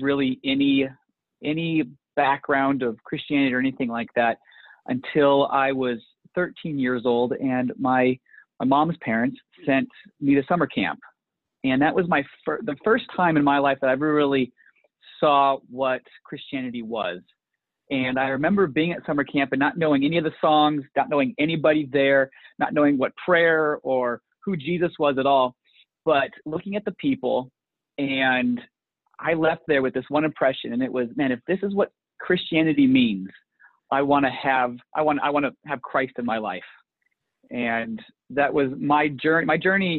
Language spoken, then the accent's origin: English; Portland, Oregon, United States; now in Lincoln, United States; I grew up in Portland, Oregon.